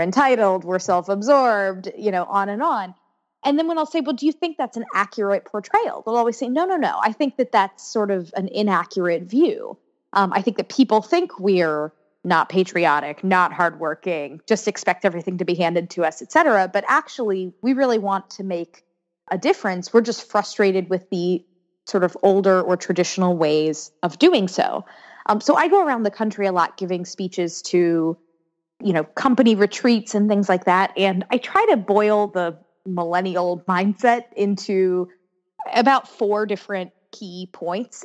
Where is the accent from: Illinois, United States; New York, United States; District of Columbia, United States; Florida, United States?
Florida, United States; Orlando; moved away as an adult; now in Washington, D.C., United States; I grew up in Orlando, Florida